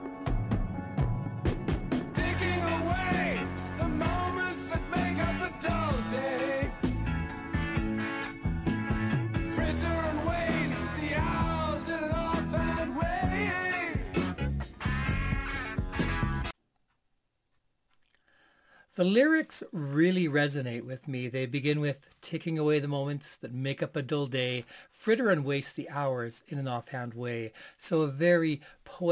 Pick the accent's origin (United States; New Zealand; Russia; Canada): Canada; as a Canadian